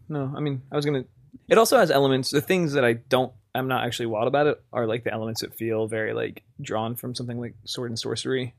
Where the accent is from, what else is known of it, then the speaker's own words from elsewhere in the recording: Wyoming, United States; my hometown of Wyoming.